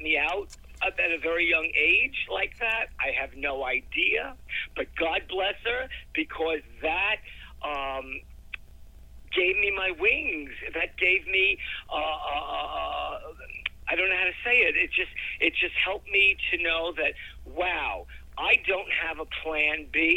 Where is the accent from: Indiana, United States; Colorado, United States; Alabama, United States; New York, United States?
New York, United States; New York City; Growing up in Brooklyn, taking the train into the city was huge